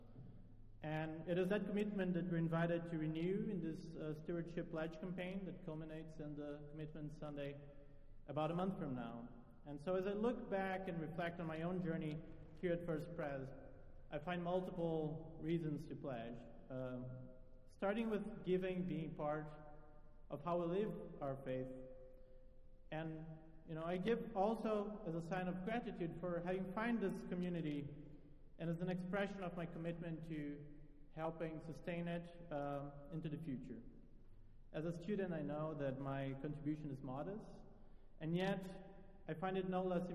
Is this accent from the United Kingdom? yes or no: no; Brazil; English is a second language; moved away as an adult; now in Philadelphia, United States; I'm not originally from the United States. I'm from Brazil, and I moved to Philly in the fall of 2019 to start my PhD